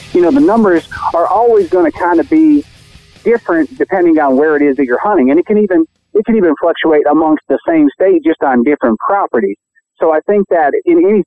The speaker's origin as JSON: {"language": "English", "area": "Montdale", "region": "Pennsylvania", "country": "United States", "tie": "born or raised there", "said": "growing up in Pennsylvania and Montdale"}